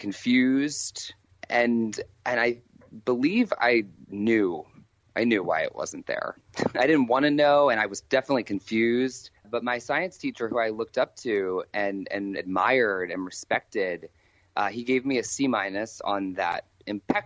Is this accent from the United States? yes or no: yes; Maryland, United States; also born or lived in Washington, D.C.; I was born, in Washington, D.C., and grew up in Maryland